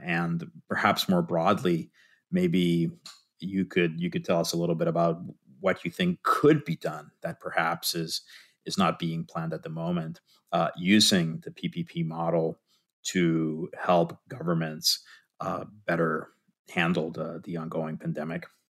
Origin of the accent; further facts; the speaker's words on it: Puerto Rico; moved away; I'm originally from Puerto Rico